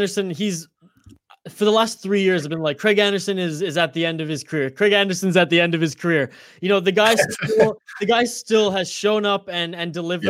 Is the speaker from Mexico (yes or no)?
no; Canada; I'm as Canadian as they get.